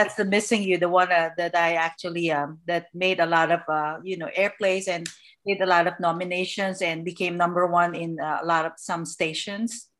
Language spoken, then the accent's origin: English; Manila, Metro Manila, Philippines; now in Southern California, United States; I was born and raised in the Philippines, Manila, Philippines